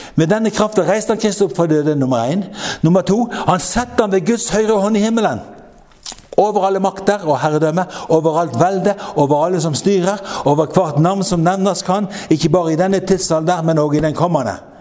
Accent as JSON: {"language": "Norwegian", "town": "Frekhaug", "region": "Vestland", "country": "Norway", "moved": "yes", "said": "jeg har en lillebror hjemme på Frekkhaug som er en fantastisk velsignelse for meg. Han har, han har eh, han har eh, familiegården"}